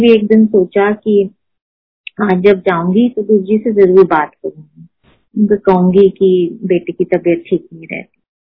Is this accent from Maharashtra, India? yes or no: yes; Pune, Maharashtra, India; moved away as an adult; now in Delhi, India; I was born in Poona मैंने schooling वहां की मैंने कॉलेज वहां की